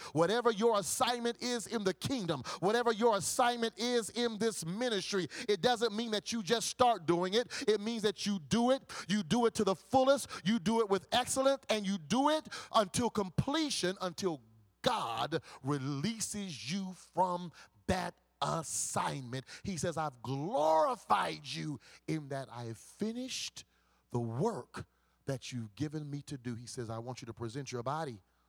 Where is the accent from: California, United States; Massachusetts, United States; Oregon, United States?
California, United States; Compton; When I think about the times when I growing up in Compton, when I was going to Compton High School football games, hanging out with Crip gangsters